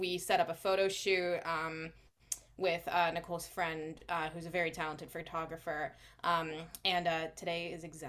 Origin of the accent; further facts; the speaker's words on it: Boston, Massachusetts, United States; accent: Boston; now in Worcester, United States; I'm from the Boston area originally. I'm living in Worcester now